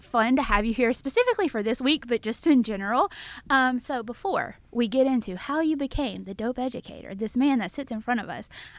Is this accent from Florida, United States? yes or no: no; Kosciusko, Mississippi, United States; now in Memphis, United States; I am originally from Kosciuszko, Mississippi